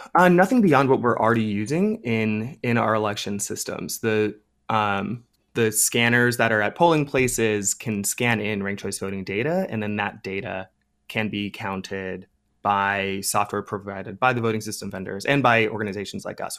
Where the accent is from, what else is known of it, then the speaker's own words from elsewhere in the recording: Ohio, United States; my home state of Ohio